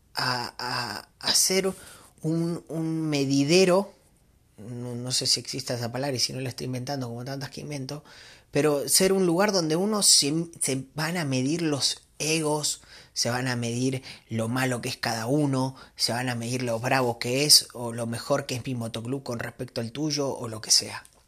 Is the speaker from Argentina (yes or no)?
yes; Argentina; moved away as an adult; now in Mexico; yo soy argentino, este, vivo acá en México hace 15 años